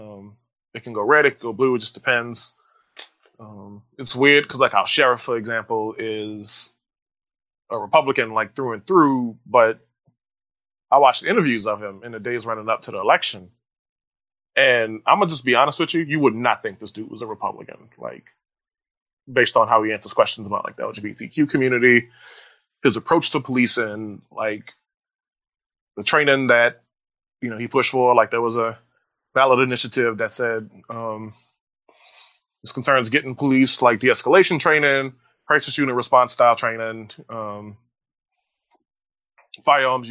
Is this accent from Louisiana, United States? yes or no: yes; New Orleans, Louisiana, United States; moved away; where I grew up in New Orleans, voted at an elementary school